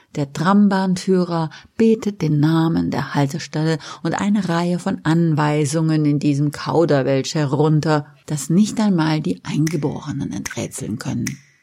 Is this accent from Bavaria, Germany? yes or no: no; Westerwald, Rhineland-Palatinate, Germany; moved away; also born or lived in Mainz / Frankfurt; ich bin auf dem Land aufgewachsen